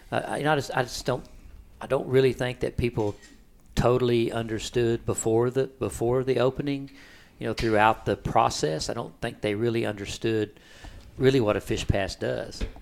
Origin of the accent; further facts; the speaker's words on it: Rockport, Texas, United States; I'm a fishing guide here, almost 40 years, born and raised in Rockport.